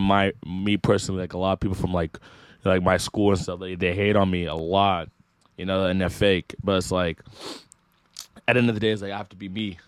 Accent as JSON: {"language": "English", "town": "Rocklin", "region": "California", "country": "United States", "said": "I'm from Rockland, like, five minutes away"}